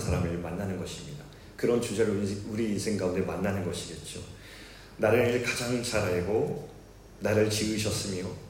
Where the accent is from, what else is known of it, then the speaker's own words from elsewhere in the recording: South Korea; also born or lived in Seoul, South Korea; 제가 어릴 적에 서울에서 태어났는데 잠시 있다가 아버지께서 바닷가 마을에 개척을 하셔서 조그만 시골 마을에서 어린 시절을 보내게 되었습니다.